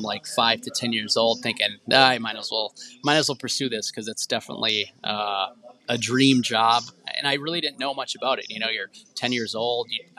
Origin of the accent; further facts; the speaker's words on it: Marshfield, Wisconsin, United States; Marshfield, Wisconsin, where I grew up